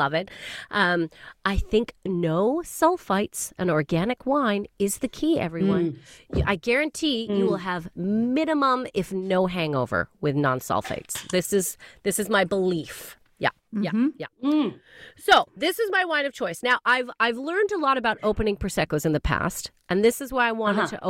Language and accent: English; Calgary, Alberta, Canada; moved away as an adult; now in United Kingdom; as a Calgarian